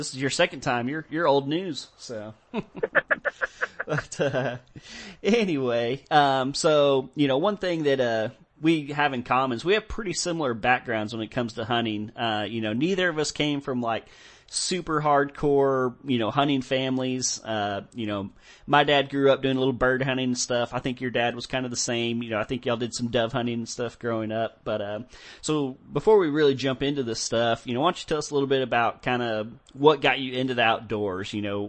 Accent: Texas, United States; growing up in Texas and stuff, Texas is very privatized.

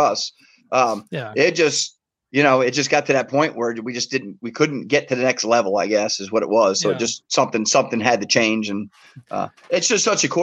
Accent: Miami, Florida, United States; I was born in Miami

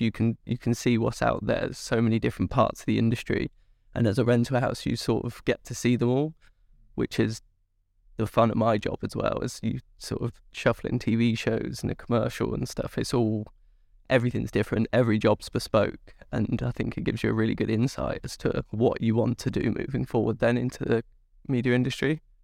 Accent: Swindon, South West England, United Kingdom; moved away as an adult; now in London, United Kingdom; I'm from Wiltshire, uh, yeah. sort of west West England

